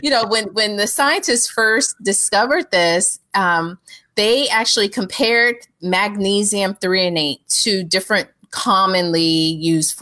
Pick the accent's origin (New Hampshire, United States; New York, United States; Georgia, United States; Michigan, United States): Georgia, United States; me being from Georgia.